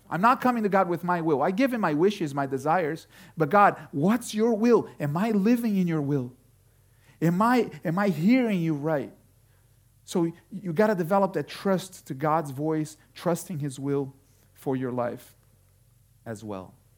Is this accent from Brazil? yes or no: yes; Brazil; now in Connecticut, United States; I was growing up in Brazil